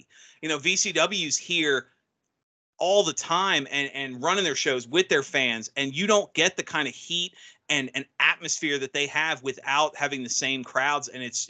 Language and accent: English; Norfolk, Virginia, United States; Norfolk, Virginia. So my hometown